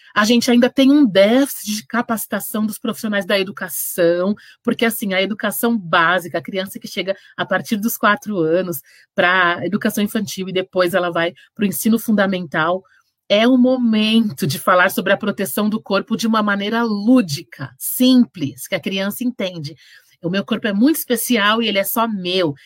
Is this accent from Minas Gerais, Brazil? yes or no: no; Santos, São Paulo, Brazil; now in São Bernardo do Campo, Brazil; Eu sou, nasci em Santos, sou de Santos e amo